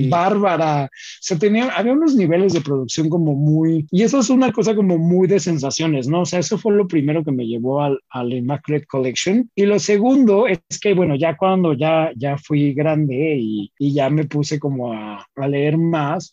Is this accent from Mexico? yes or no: yes; Mexico; also born or lived in northern Mexico (Ciudad Juárez); como buena familia mexicana